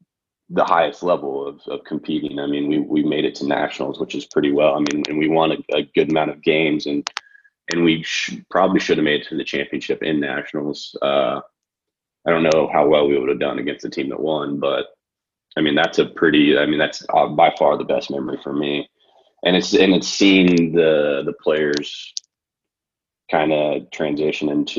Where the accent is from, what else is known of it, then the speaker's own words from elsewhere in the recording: Wichita, Kansas, United States; also born or lived in Marquette, Michigan / Lawrence, Kansas; I'm from Kansas, from Wichita